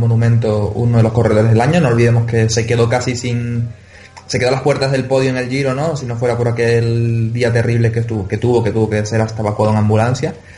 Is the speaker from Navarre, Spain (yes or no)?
no; Canary Islands, Spain; accent: Canarian; mi acento canario